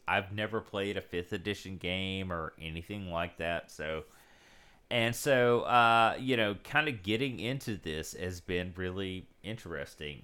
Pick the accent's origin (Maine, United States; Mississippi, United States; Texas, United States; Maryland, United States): Mississippi, United States; South; I grew up in South Mississippi, so there was no local game shop or comic shop or anything.